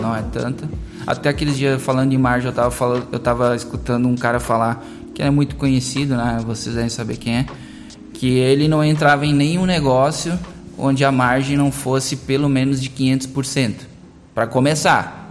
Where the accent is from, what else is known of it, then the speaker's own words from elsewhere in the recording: Teutônia, Rio Grande do Sul, Brazil; eu sou lá de Teutônia, né? nasci em Teutônia